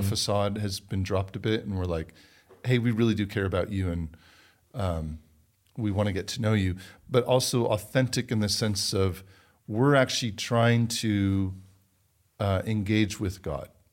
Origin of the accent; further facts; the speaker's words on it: United States; also born or lived in London, England; I am American